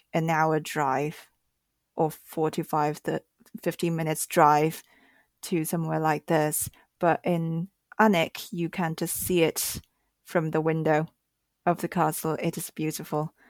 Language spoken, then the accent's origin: English; Shanghai, China; I grew up in Shanghai and this is a huge city